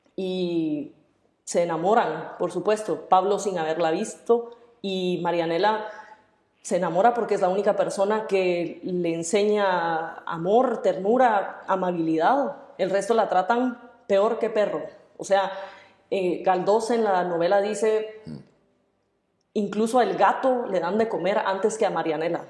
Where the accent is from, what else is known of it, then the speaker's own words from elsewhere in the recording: Guatemala; yo soy guatemalteca